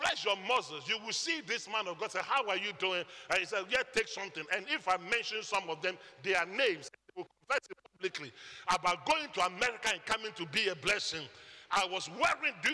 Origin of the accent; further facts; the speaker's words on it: Ghana; moved away; I'm from Ghana and not Guyana.